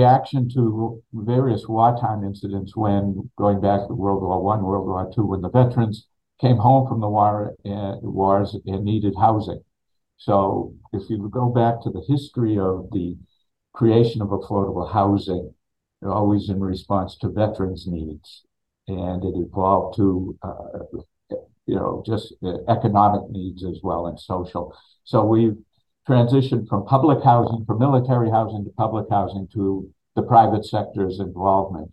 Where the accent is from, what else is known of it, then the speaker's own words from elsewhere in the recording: Peabody, Massachusetts, United States; moved away as an adult; now in Quincy, United States; I'm from Peabody